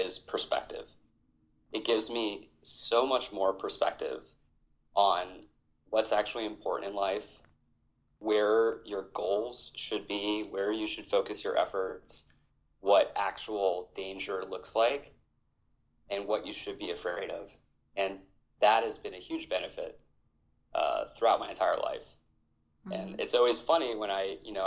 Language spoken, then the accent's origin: English; Hawaii, United States; moved away as an adult; I was born and raised in Hawaii